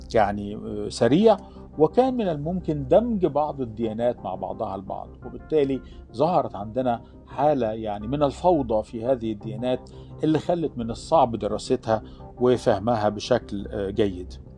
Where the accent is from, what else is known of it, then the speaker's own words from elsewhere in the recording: Alexandria Governorate, Egypt; عندنا في الإسكندرية